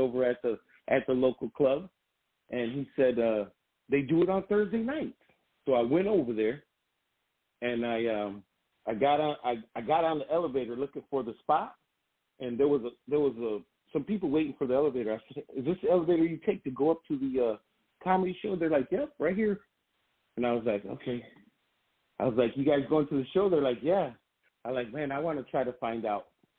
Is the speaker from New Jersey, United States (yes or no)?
no; Grand Rapids, Michigan, United States; I grew up in Burton Heights in Grand Rapids, Michigan